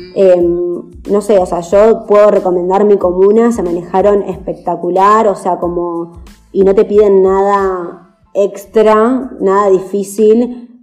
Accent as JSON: {"language": "Spanish", "town": "Chascomús", "region": "Buenos Aires Province", "country": "Argentina", "moved": "as an adult", "said": "yo soy de Chascomús, de provincia de Buenos Aires."}